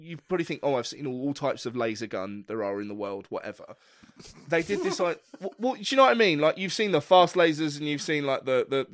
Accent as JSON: {"language": "English", "region": "England", "country": "United Kingdom", "said": "as an English musician"}